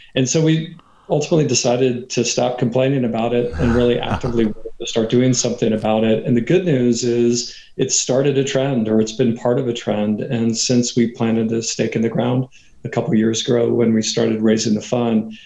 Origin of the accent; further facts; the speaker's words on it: Katy, Texas, United States; moved away as an adult; also born or lived in New York; So I'm from Texas. I'm from what used to be a small country town outside of Houston that now, thanks to uh, urban sprawl, is really a suburb of Houston called Katy, Texas